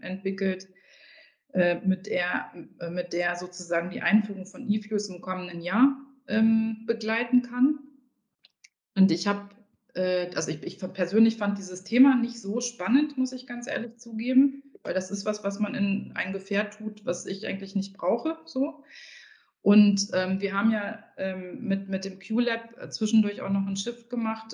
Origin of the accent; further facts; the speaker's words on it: Harz, Germany; Ich komme ja aus dem Harz